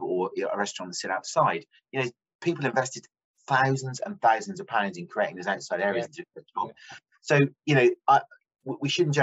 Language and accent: English; United Kingdom; as a British population